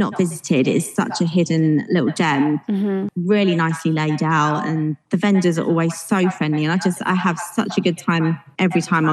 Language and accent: English; Essex, East of England, United Kingdom; now in Northern Ireland; I'm from Essex and you don't get that there